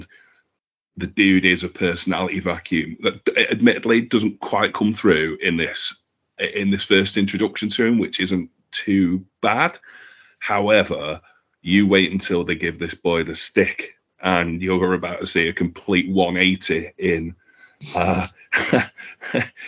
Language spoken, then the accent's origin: English; Manchester, North West England, United Kingdom; I come from Manchester